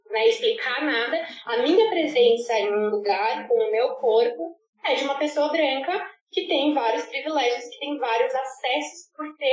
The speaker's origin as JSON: {"language": "Portuguese", "country": "Brazil", "moved": "as an adult", "lives_now": "Ghana", "said": "Eu sou do Brasil, eu sou latina"}